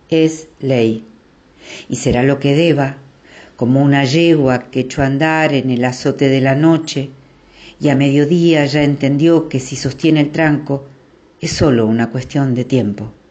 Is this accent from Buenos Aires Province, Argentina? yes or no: yes; Temperley, Buenos Aires Province, Argentina; Buenas noches … de Temperley y voy a compartir un poema.